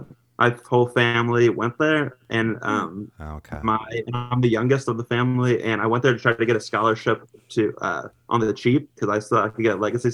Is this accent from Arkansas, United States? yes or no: no; Springfield, Ohio, United States; I'm also from Springfield, Ohio, which was 2013 saddest city in America.